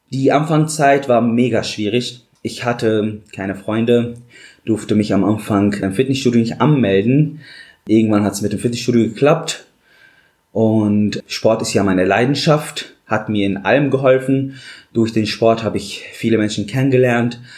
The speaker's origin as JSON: {"language": "German", "country": "Syria", "moved": "as an adult", "lives_now": "Dortmund, Germany", "said": "Ja, ich komme aus Syrien, wie du gesagt hast, bin seit fünf Jahren hier in Deutschland in Dortmund. Ich habe in Syrien mein Abitur gemacht und dann kam der Krieg und wollte eine bessere Zukunft haben."}